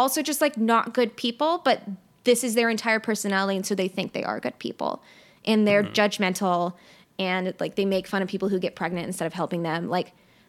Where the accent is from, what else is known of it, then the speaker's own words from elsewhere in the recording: Mississippi, United States; So we grew up in very different places. Mm-hmm. I am from South Mississippi.